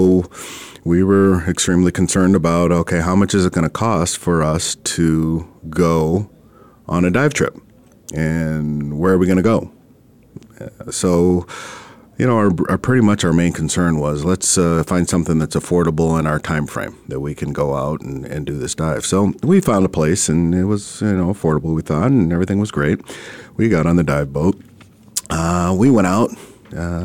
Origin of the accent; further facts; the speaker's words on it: Minnesota, United States; now in Arizona, United States; I'm originally from Minnesota